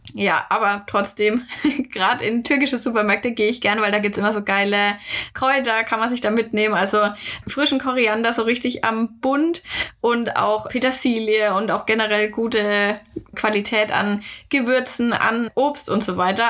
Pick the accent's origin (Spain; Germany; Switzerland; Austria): Germany; bei uns in Deutschland